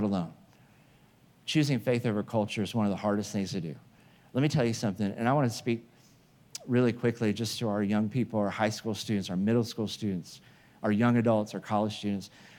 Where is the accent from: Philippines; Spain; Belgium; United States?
United States; Midwest; moved away as an adult; also born or lived in Oklahoma; now in California, United States; I grew up in the Midwest where there were tornadoes.